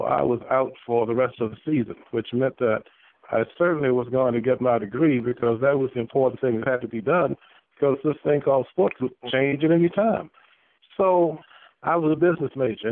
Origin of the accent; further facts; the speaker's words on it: Richmond, Virginia, United States; When I grew up in Richmond